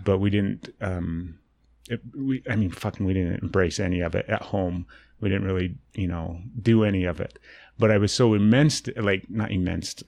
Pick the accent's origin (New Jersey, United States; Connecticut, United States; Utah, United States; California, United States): Utah, United States; I grew up here in Utah